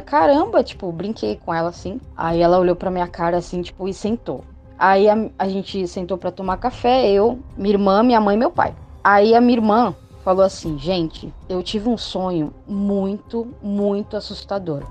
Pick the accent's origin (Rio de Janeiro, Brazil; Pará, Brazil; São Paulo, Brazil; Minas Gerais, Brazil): São Paulo, Brazil; Santos; eu sou de Santos, São Paulo